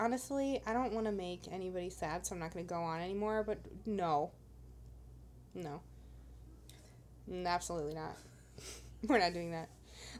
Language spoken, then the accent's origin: English; Fenton, Missouri, United States; moved away